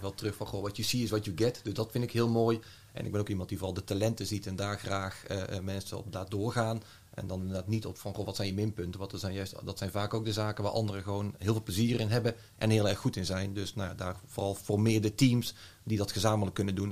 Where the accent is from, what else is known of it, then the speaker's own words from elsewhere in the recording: North Brabant, Netherlands; geboren en eh, getogen Brabander